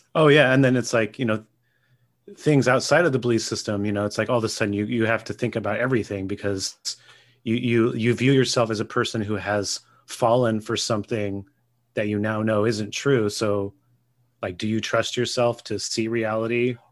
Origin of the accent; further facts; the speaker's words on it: Gilroy, California, United States; I grew up in Gilroy.